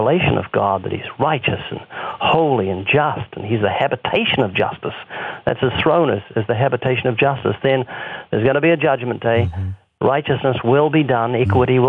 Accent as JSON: {"language": "English", "country": "New Zealand", "moved": "yes", "said": "7,000 miles away, my home country in New Zealand"}